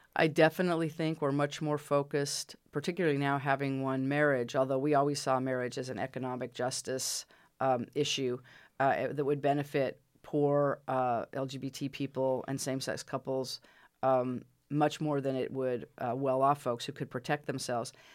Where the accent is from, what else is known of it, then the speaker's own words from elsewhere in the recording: Utah, United States; moved away; I'm from Utah originally